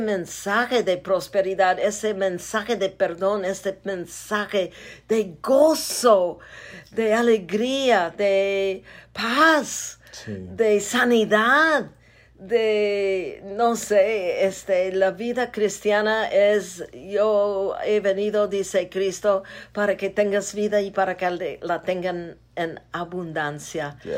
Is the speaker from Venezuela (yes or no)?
no; United States; Spanish is a second language; moved away as an adult; now in Zacatecas, Mexico; Soy parte gringa